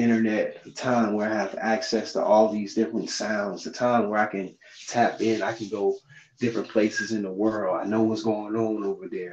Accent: St. Petersburg, Florida, United States; from St. Pete

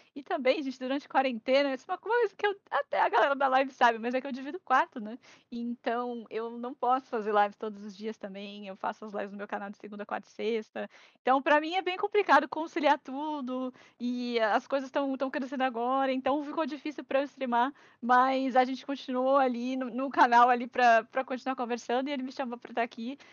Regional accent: Santos, São Paulo, Brazil; also born or lived in Araraquara; Eu sou de Santos

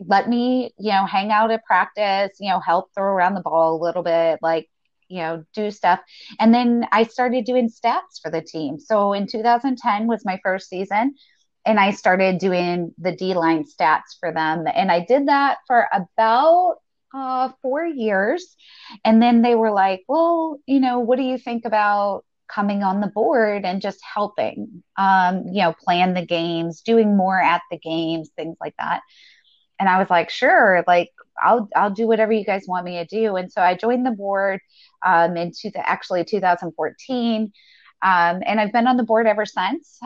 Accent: the South, United States; I grew up in the South.

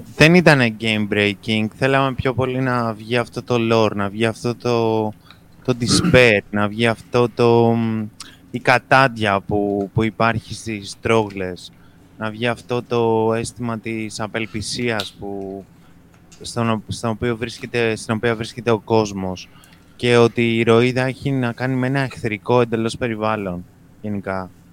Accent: Greece; Βέβαια είμαστε Έλληνες

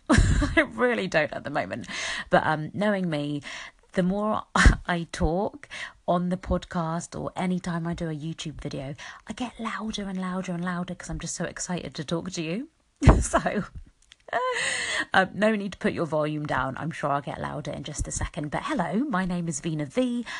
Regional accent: United Kingdom; I was born here in the UK, but that's my heritage, isn't it? Is um, Mauritian. So I'm a British Mauritian.

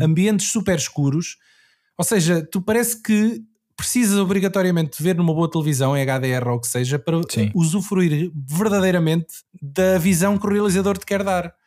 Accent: Anadia, Aveiro District, Portugal; now in Lisbon, Portugal; eu sou da Nadia, que é no Distrito de Aveiro, mas estou a viver uhum. em Lisboa.

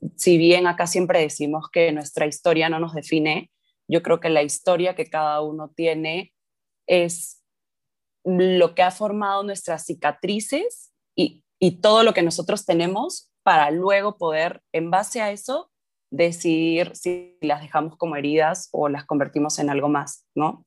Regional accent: Lima, Peru; crecí en Lima, en Perú

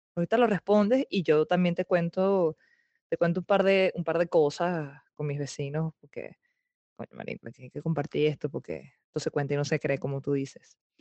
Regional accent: Venezuela; moved away; yo soy muy venezolana

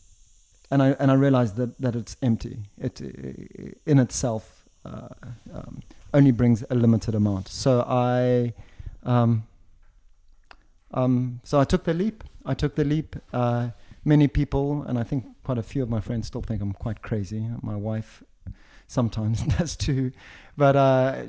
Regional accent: Zimbabwe; moved away as an adult; also born or lived in South Africa / London, United Kingdom; now in Switzerland; I was born in Zimbabwe, born and raised in Zimbabwe

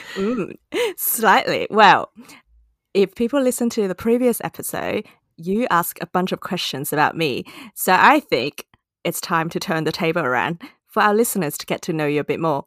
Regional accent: Hong Kong; moved away; my childhood growing up. in Hong Kong

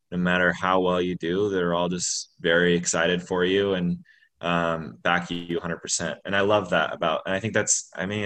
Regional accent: Butte, Montana, United States; I'm from Butte, man.

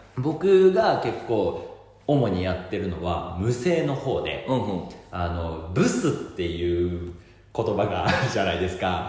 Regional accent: Aichi, Japan; now in Tokyo, Japan; 私が実家愛知県のお家でおばあちゃんと2人で

